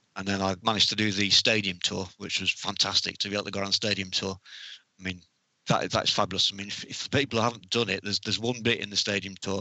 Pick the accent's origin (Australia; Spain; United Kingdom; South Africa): United Kingdom; North West England; also born or lived in North Wales / Haslingden; for most of my life, I've lived up in the, in the north of England.